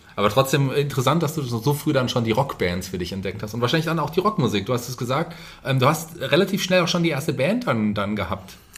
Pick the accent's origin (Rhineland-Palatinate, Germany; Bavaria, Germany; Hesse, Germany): Hesse, Germany; Fulda; Ich komme ja hier auch aus der, aus der Gegend, bin ja auch gebürtiger Fulderer